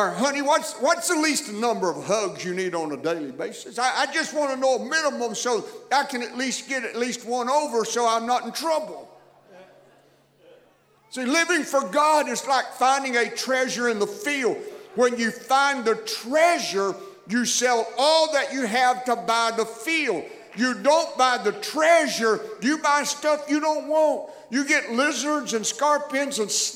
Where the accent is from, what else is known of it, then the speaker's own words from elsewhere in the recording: Texas, United States; I'm reminded every place I go, you're from Texas. And I guess there's just really something about my voice and accent that indicates that's where I'm from. I didn't do that intentionally. It's just the product of growing up in that environment